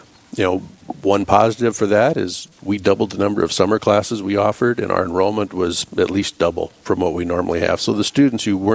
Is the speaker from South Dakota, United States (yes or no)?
yes; South Dakota, United States; moved away as an adult; also born or lived in Draper, South Dakota / Fort Pierre, South Dakota / Cedar Rapids, Iowa / St. Cloud, Minnesota; now in Rapid City, United States; I grew up in South Dakota. I was born and raised the first probably 10 years in Draper, South Dakota. And then we moved to Fort Pierre after